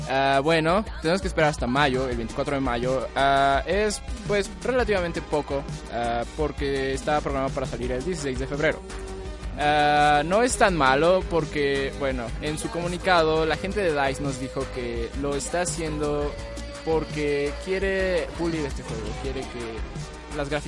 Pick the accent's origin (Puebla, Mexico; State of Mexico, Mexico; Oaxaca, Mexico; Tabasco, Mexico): Oaxaca, Mexico; soy de Oaxaca, ah, que es como un Chiapas 2, pero bueno.